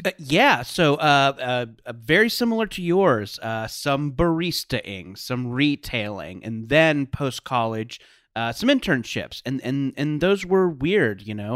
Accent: Orange County, California, United States; I grew up in Orange County in the nineties.

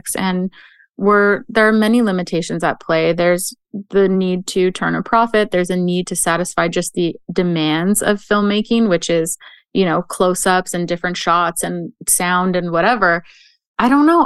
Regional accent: Canada; as a Canadian

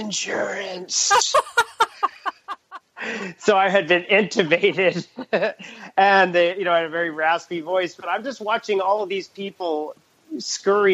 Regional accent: Dallas, Texas, United States; I was born in Dallas. And I mean, I have the distinction of being the first native Texan

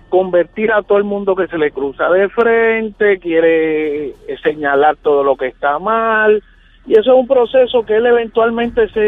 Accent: Villa Palmera, Puerto Rico; yo me crié en Villa Palmera.

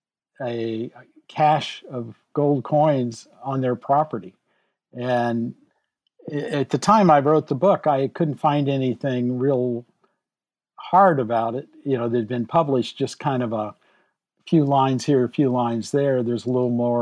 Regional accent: St. Louis, Missouri, United States; my family's from Southeast Missouri, and I was born in St. Louis.

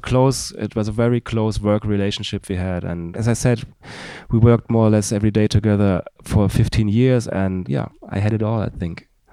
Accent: Darmstadt, Hesse, Germany; in my hometown, which is Darmstadt, thirty kilometers south of Frankfurt. And we, we both grew up there.

